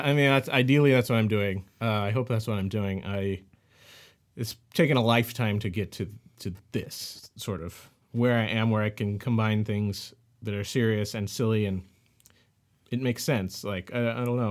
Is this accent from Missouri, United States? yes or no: yes; St. Louis, Missouri, United States; moved away as an adult; also born or lived in Bay Area, California; now in Los Angeles, United States; I'm from Saint Louis, uh, born and raised, and then I moved out he, out to the west coast, to the Bay Area